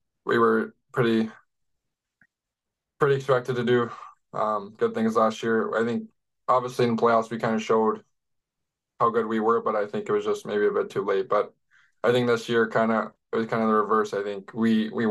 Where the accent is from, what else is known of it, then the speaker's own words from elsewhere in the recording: Utopia, Ontario, Canada; also born or lived in Barrie; now in Kitchener, Canada; I was born in Barrie and then kind of moved out to Utopia. It's 20 minutes outside, so it's nothing crazy. So yeah, but from Utopia.